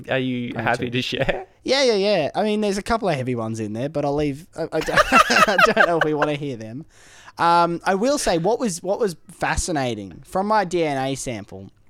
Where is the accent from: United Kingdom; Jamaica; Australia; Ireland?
Ireland; You know I'm from Ireland.